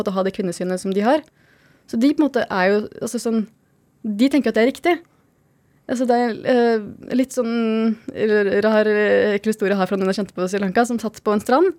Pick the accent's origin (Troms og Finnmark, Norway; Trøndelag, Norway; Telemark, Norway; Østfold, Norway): Telemark, Norway; Skien; moved away; also born or lived in Oslo / Lofoten; på Gulset, der vi kommer fra i Skien.